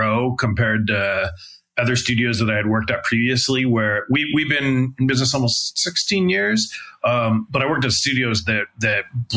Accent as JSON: {"language": "English", "town": "San Francisco", "region": "California", "country": "United States", "tie": "born or raised there", "said": "I grew up in San Francisco, kind of in the mid 90s"}